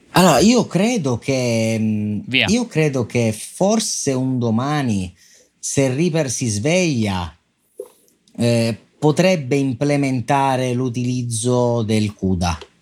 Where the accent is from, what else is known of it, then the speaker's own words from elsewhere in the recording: Sicily, Italy; io sono siciliano